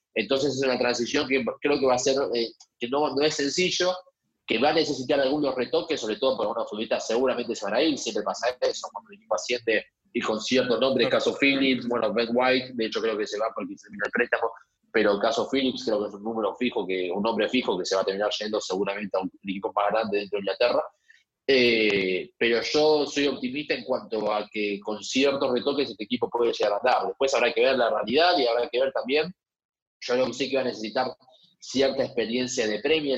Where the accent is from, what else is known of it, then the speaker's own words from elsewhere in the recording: Argentina; somos así los argentinos